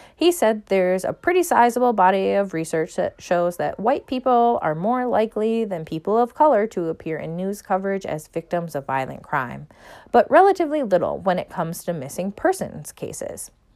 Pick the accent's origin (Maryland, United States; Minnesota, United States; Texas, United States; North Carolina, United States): Minnesota, United States; As a Minnesotan